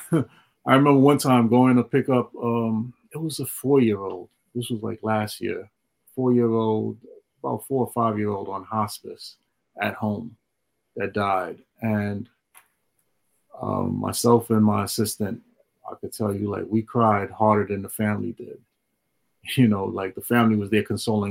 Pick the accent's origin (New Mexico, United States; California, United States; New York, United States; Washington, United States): New York, United States; New York City; I grew up in Flatbush